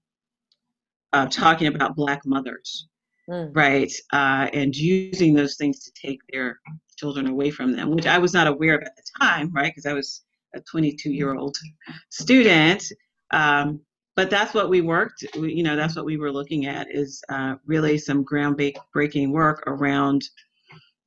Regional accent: Atlanta, Georgia, United States; I grew up in Atlanta

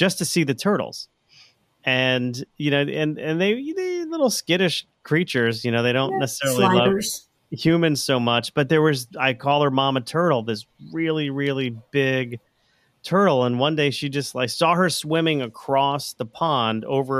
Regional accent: Plantation, Florida, United States; moved away; I grew up in Florida. I grew up in Plantation, Florida, and which is just west of Fort Lauderdale. So I was born there in the 70s

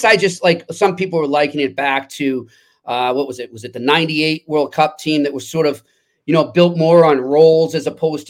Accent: United States; even though I'm American

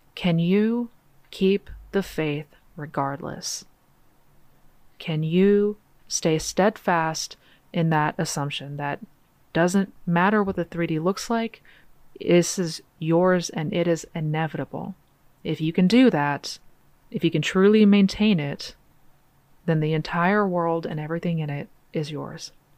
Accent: Seattle, Washington, United States; now in Texas, United States; I'm originally from Seattle, Washington, born and raised

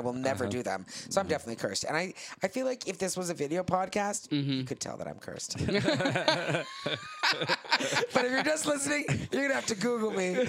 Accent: Canada; moved away; I grew up in Canada

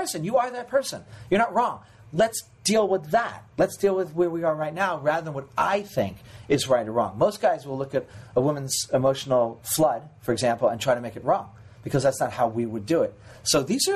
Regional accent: New York, United States; now in Los Angeles, United States; I'm from New York. Everybody fucking reads.

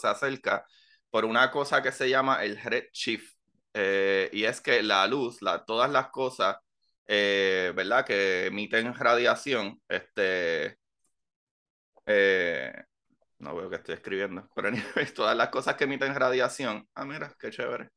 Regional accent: Puerto Rico; moved away; para nosotros los boricuas

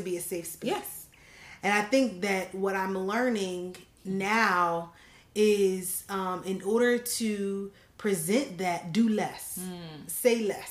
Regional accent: New Jersey, United States; the hometown like where I grew up in South Jersey

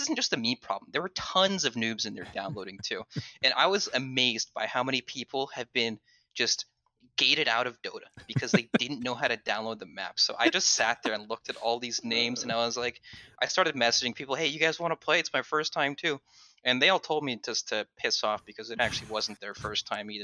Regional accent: Southern California, United States; I grew up in Southern California

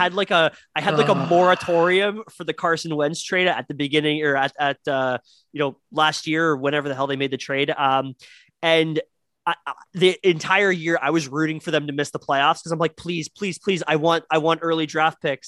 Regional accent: Canada; we are Canadian, we do not say

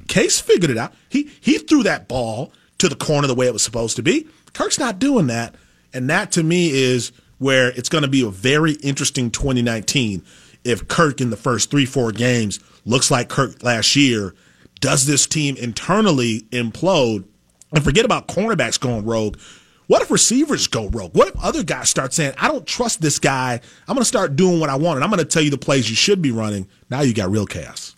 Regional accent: Packer land, Wisconsin, United States; moved away; growing up in Packer land

